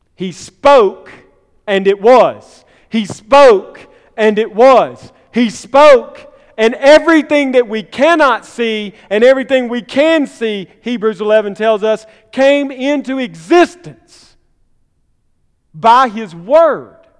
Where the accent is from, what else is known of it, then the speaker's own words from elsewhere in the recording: Columbus, Mississippi, United States; My hometown, Columbus